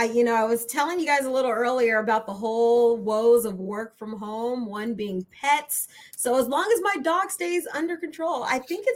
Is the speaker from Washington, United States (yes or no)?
no; Los Angeles, California, United States; I'm originally from Los Angeles